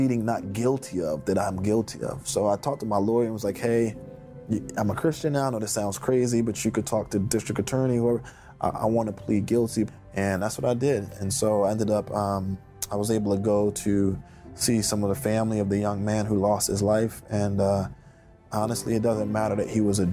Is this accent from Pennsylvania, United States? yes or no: yes; Philadelphia, Pennsylvania, United States; When I grew up in the Fairmount section of Philadelphia